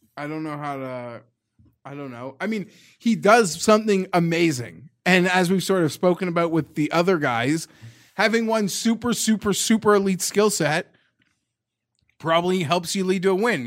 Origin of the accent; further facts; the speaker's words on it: Canada; I'm Canadian